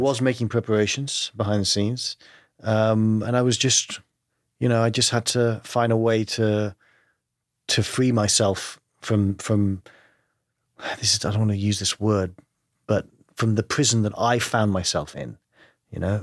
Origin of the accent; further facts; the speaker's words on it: London, United Kingdom; accent: English; I grew up in London, uh, but my family is Greek